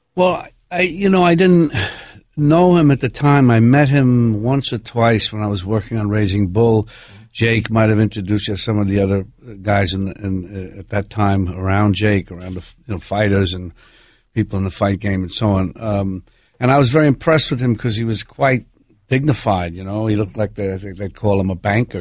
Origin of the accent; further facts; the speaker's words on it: New York City, New York, United States; I'm from where I'm from, I'm from New York